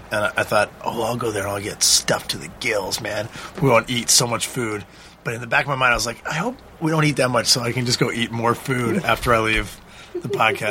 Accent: Vancouver, British Columbia, Canada; moved away; That's my hometown.

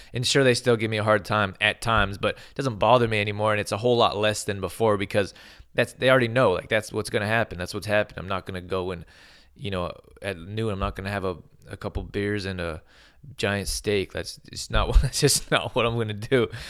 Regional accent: Calgary, Alberta, Canada; I grew up in Al-, Calgary, Alberta

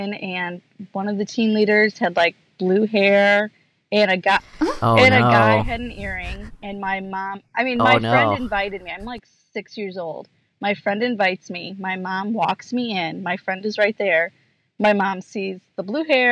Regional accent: Michigan, United States; moved away as an adult; now in Charlottesville, United States; I grew up in Michigan, and 5 years ago we moved to Virginia, and about 3 years ago we moved to Charlottesville.

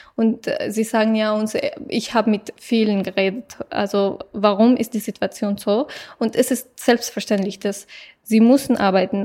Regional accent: Afghanistan; German is a second language; now in Germany; es ist mein Land

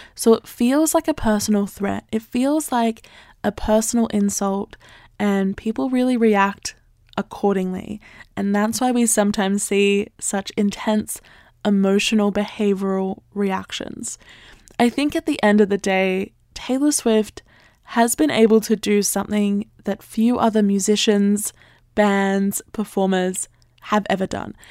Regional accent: Australia; I'm Australian

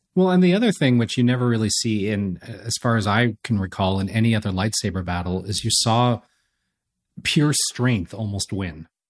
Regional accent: Los Angeles, California, United States; I'm from Los Angeles. I was a kid when the Lakers hit this dynasty, and it was the biggest thing in L

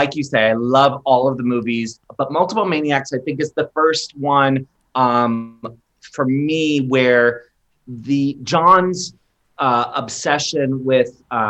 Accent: Maryland, United States; a kid growing up in Maryland

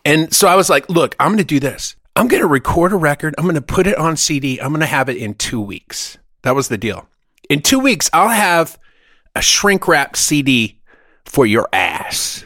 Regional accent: Germany; moved away; I grew up in Germany

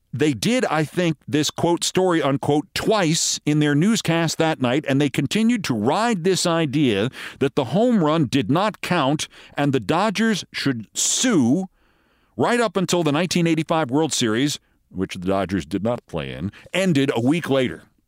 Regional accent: New York, United States; also born or lived in Los Angeles; the A B C station in my hometown here in New York

